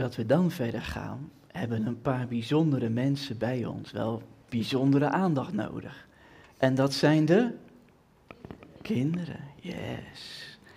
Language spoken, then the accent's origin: Dutch; Twente, Overijssel, Netherlands; ik kom uit Twente